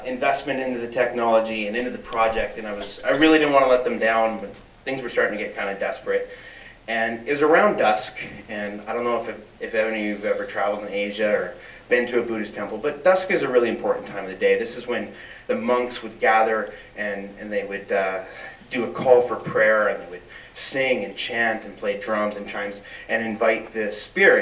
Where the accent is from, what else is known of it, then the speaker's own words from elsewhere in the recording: British Columbia, Canada; as Canadians, as British Columbians, as First Nations